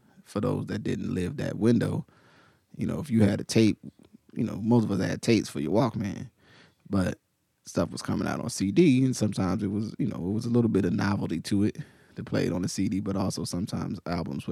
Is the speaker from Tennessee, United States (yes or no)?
no; Willingboro, New Jersey, United States; where I grew up, primarily in Willowboro